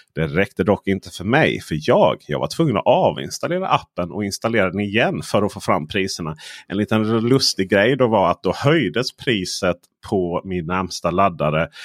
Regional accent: Skåne, Sweden; som skåning

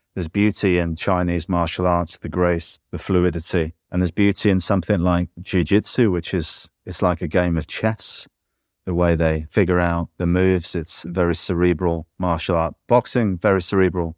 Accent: England, United Kingdom; I'm English

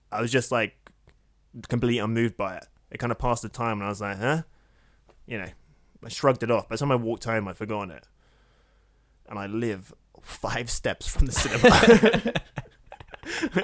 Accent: United States; accent: American; my American accent

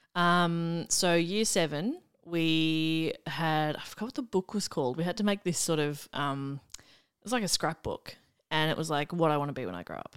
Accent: Melbourne, Victoria, Australia; I grew up in the mean streets of Wanturna South and then Mount Waverley, the southeastern suburbs of Melbourne

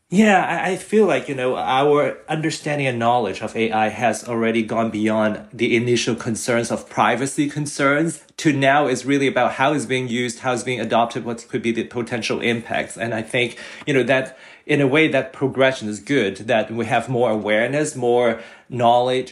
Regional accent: Hong Kong; now in Canada; I was born and raised in Hong Kong

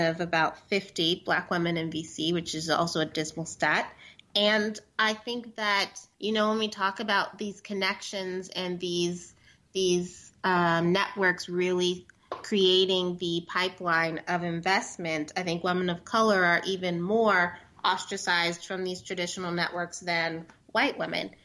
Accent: San Diego, California, United States; I am from San Diego

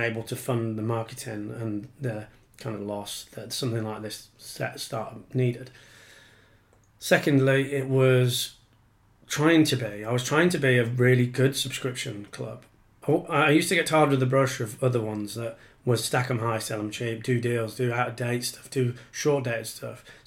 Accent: Yorkshire and the Humber, United Kingdom; moved away as an adult; now in Penge, London, United Kingdom; I'm from Yorkshire, as you might be able to hear, but I'm 11 years now a Pengeite

